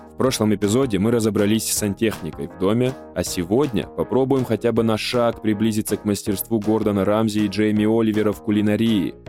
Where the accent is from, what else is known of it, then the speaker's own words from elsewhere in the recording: North Ossetia–Alania, Russia; moved away; я из Осетии, и там жил в маленьком селе